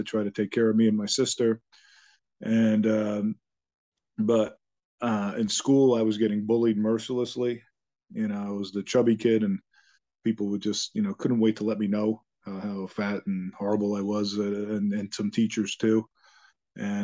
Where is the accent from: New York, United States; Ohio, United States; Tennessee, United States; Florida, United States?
New York, United States; Long Island; also born or lived in Bronx, New York; originally I was born in the Bronx, and, my family decided right after I was born to move out to Long Island